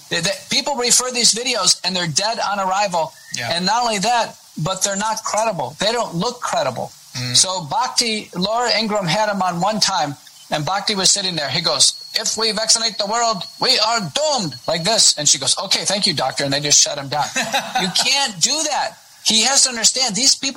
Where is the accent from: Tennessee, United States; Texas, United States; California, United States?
Texas, United States; accent: Texan; also born or lived in Buffalo, New York; Yeah, I am. I grew up here as a kid.